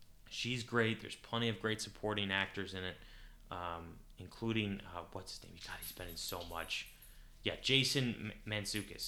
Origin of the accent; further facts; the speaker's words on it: United States; I'm an American